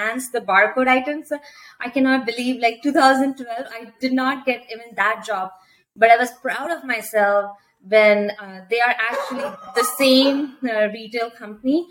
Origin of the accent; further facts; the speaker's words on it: India; English is a second language; moved away as an adult; also born or lived in London, Ontario, Canada; now in Canada; I come from India again, so my English was very different from what Canadians speak over here